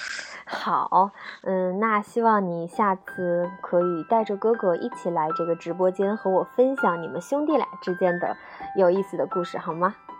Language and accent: Chinese; Nanjing, Jiangsu, China; 我就是南京的